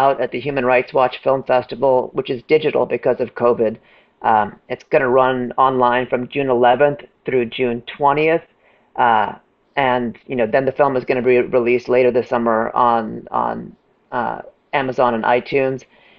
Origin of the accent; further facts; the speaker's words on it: India; I'm from India. We believe in reincarnation.